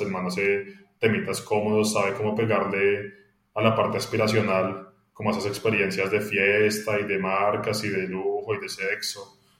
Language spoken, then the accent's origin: Spanish; Colombia; yo crecí en Colombia